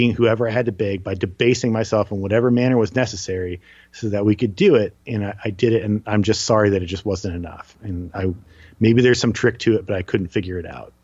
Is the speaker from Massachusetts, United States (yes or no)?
no; New Jersey, United States; I'm from New Jersey